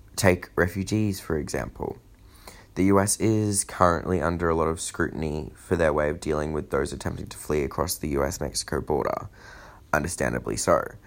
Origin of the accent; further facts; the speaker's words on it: Australia; as an Australian